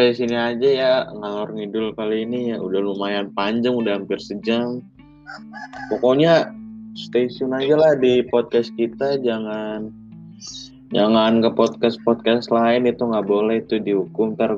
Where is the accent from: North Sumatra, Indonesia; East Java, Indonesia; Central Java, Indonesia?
North Sumatra, Indonesia; pokoknya Jawa lah Jawa kental banget walaupun gue orang Batak biarin sama walaupun nggak boleh ya orang Batak sama orang Jawa nikah